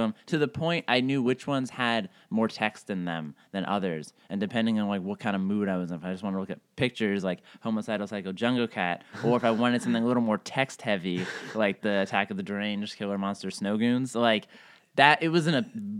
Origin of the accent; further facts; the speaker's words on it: East Coast, United States; now in Los Angeles, United States; I am a stand-up comedian in Los Angeles. I grew up mostly on the East Coast, went to school in Chicago, and moved out to Los Angeles after I graduated.